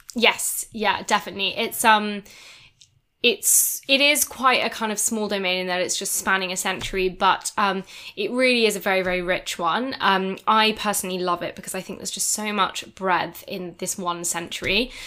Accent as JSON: {"language": "English", "town": "Edinburgh", "region": "Scotland", "country": "United Kingdom", "said": "I am from Edinburgh"}